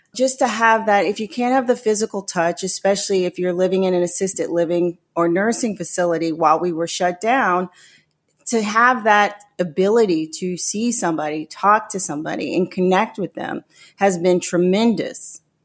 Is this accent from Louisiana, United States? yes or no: yes; New Orleans, Louisiana, United States; moved away as an adult; also born or lived in Florida; I'm originally from New Orleans